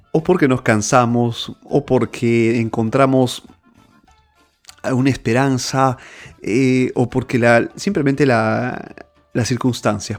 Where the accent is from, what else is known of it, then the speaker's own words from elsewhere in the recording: Peru; moved away; estoy fuera de, del, Perú, en mi país.